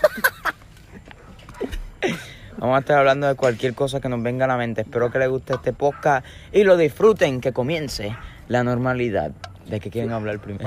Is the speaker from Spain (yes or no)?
no; Puerto Rico; Yo sé que somos puertorriqueños